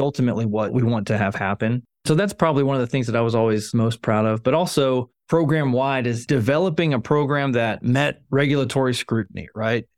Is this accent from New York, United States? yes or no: no; Arizona, United States; moved away; I grew up in Arizona